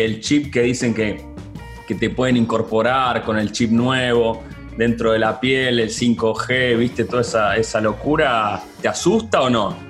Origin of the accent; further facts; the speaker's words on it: Argentina; para un argentino